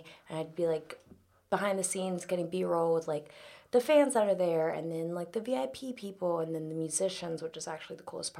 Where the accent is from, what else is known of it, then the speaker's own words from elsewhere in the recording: Jacksonville, Florida, United States; moved away as an adult; also born or lived in Georgia / Los Angeles; I grew up in Florida.